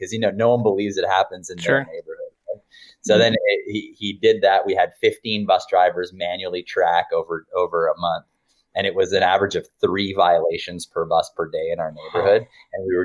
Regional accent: Canada; I'm a technologist from Canada

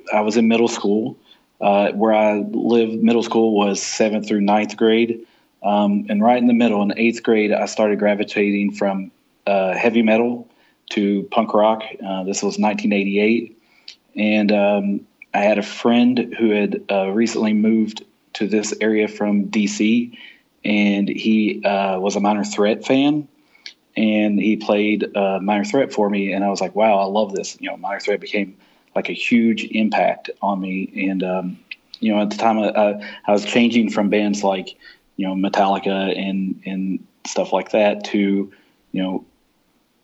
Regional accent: Kentucky, United States; I'm from Kentucky

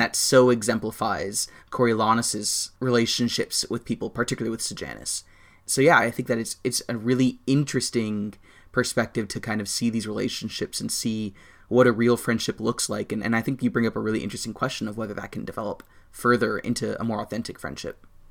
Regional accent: United States; I'm an American.

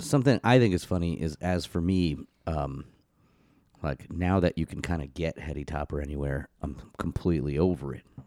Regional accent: Florida, United States; growing up in Florida

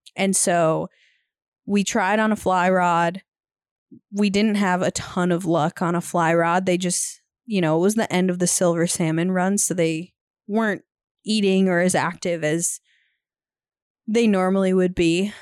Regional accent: Minnesota, United States; now in Montana, United States; we're from the Midwest, but we currently live in Montana. And Eric actually happened to be from Minnesota, where we're from

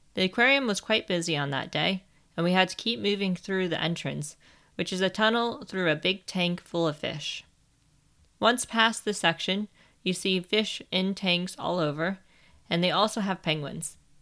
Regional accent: United States; moved away as an adult; now in England, United Kingdom; I am an American that lives in England. I have lived here for nearly nine years.

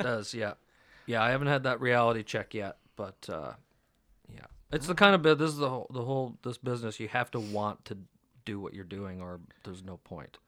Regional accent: Canada

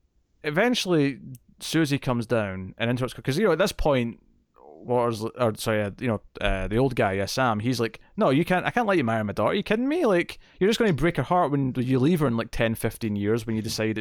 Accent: Scotland, United Kingdom; I'm from Scotland.

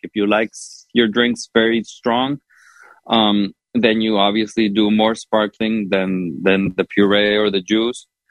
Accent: Honduras; now in United States; growing up in Honduras, but also here in the States

